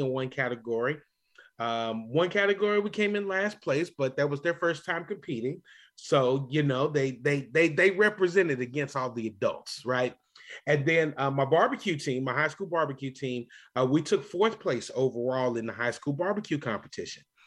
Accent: Louisville, Kentucky, United States; moved away; that wonderful city that I grew up in, that I love going back to visit on a regular basis, Louisville, Kentucky

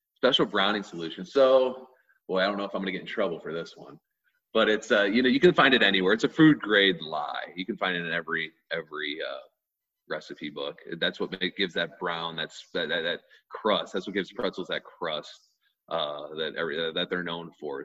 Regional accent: Oakville, Missouri, United States; we grew up in Oakville, we grew up in Oakville

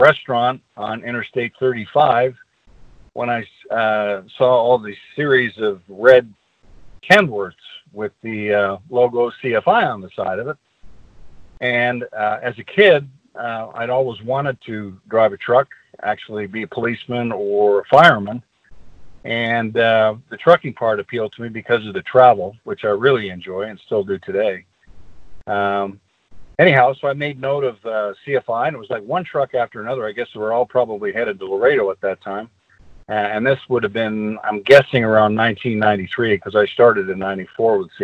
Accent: Canada; moved away as an adult; also born or lived in Montreal, Quebec / Ontario / Alberta / British Columbia; I was born in Montreal, Quebec, Canada, in 1954.

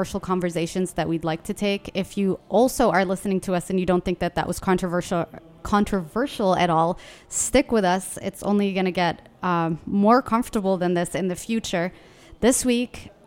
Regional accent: Yemen; now in Washington, D.C., United States; from Yemen. I'm a Durka

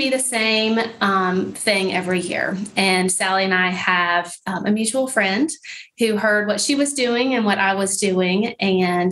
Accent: Nashville, Tennessee, United States; also born or lived in Atlanta, Georgia / Dallas, Texas; I was born in Atlanta, lived in Dallas, Texas for a couple years, and then home is Nashville, Tennessee

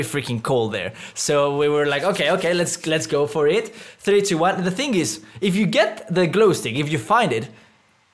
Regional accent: Mexico; moved away; I come from Mexico

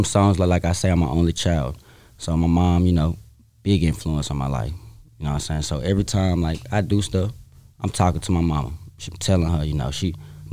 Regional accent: the South, United States; I'm from the South

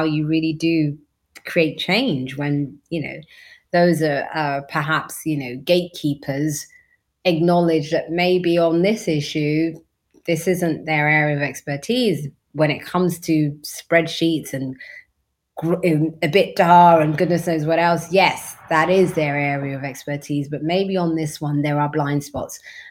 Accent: London, United Kingdom; now it's all coffee shops. It wasn't like that when I was growing up there

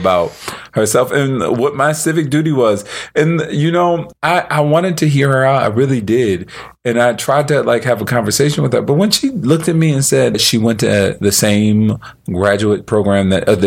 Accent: Philadelphia, Pennsylvania, United States; I grew up in the city of Philadelphia

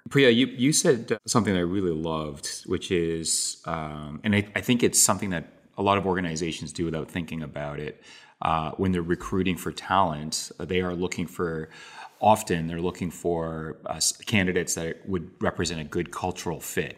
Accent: Toronto, Ontario, Canada; I was born and raised in Canada, but my parents were born and raised in Korea.

